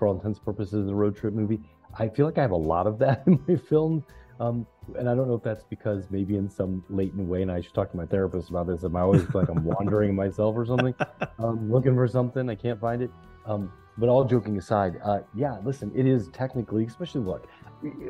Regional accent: the South, United States; I'm from the South myself. I'm such a Southerner in deep South

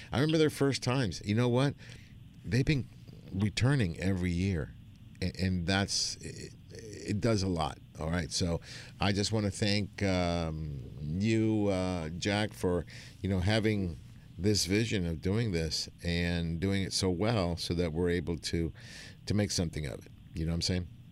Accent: Argentina; now in United States; I'm from Argentina.

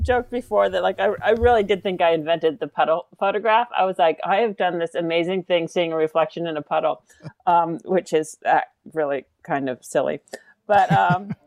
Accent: California, United States; I grew up in California, and so I'm kind of just, there's a little bit of a progressive hippie in my DNA

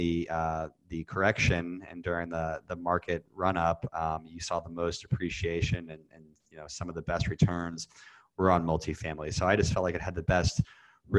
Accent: Kansas City, United States; moved away; also born or lived in Indiana / Chicago / Dallas; I grew up in Kansas City

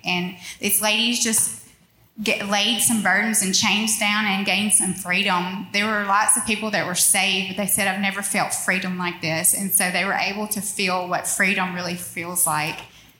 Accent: Union Parish, Louisiana, United States; moved away as an adult; also born or lived in North Monroe, Louisiana; now in Monroe, United States; I'm from Union Parish. And we made it to North Monroe when our children went to school.

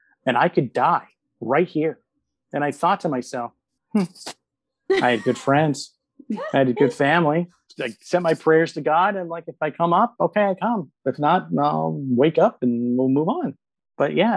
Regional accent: Sarasota, Florida, United States; now in Orlando, United States; we grew up in Sarasota

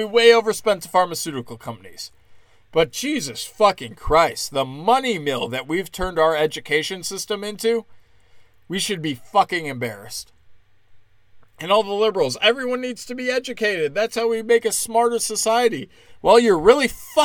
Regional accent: United States; as an American

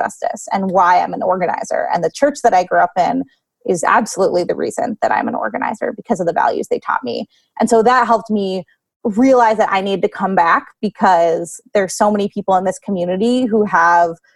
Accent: Lancaster, Pennsylvania, United States; I grew up here in Lancaster, and I care a lot about the people that I went to high school

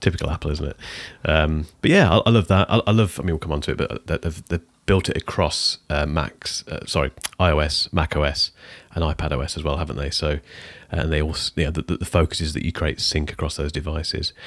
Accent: United Kingdom; I'm British

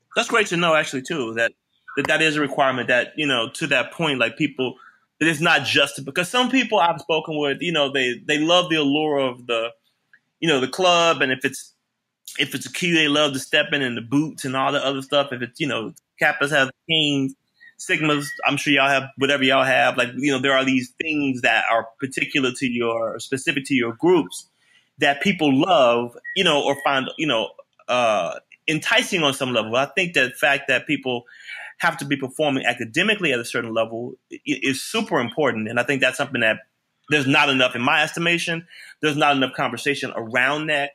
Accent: Memphis, Tennessee, United States; moved away; I'm from Memphis

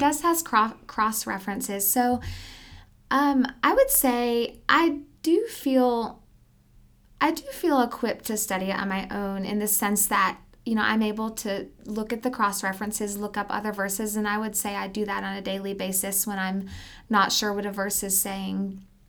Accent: Alabama, United States; moved away as an adult; also born or lived in Southeast United States; now in Canyon, Texas, United States; We moved from Alabama, and, um, really, this is my first introduction to Texas. I've spent my entire life in the Southeast.

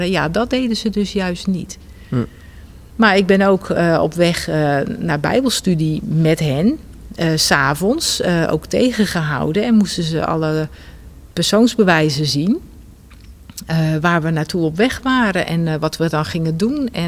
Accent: North Brabant, Netherlands; also born or lived in Rotterdam; Maar toen, we zes, toen ik zes was, zijn we verhuisd naar Brabant.

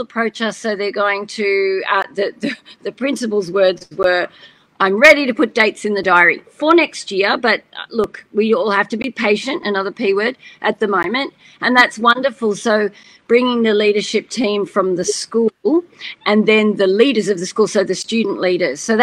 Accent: Australia; I'm Aussie through and through

